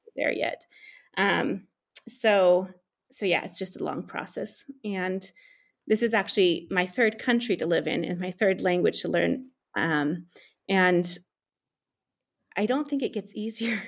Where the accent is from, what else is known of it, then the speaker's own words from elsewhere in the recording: California, United States; moved away as an adult; also born or lived in East Africa; now in Central Asia; as a Californian